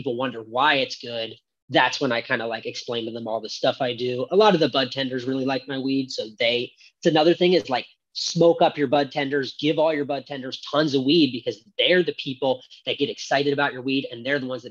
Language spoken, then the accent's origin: English; West Chester, Pennsylvania, United States; also born or lived in California; now in Maine, United States; I grew up in Pennsylvania and traveled a bunch and lived all over, lived in Cali a little bit